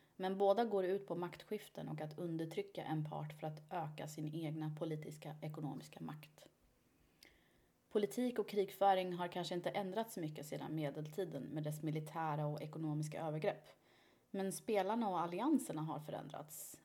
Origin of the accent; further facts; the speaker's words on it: Iran; Jag är ju iranier